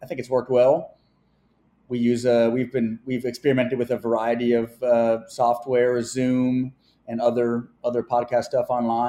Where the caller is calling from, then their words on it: New York City, New York, United States; Yeah, so I'm dialing in from New York City.